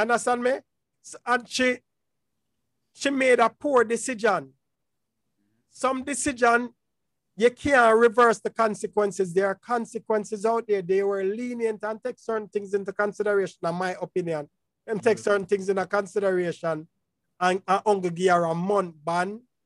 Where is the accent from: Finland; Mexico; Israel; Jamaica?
Jamaica; I'm a Jamaican